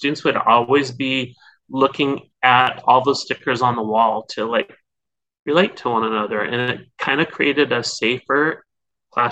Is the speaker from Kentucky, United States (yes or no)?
no; North Dakota, United States; moved away as an adult; now in California, United States; I'm originally from North Dakota, but I came out to California where I've been here teaching like forever.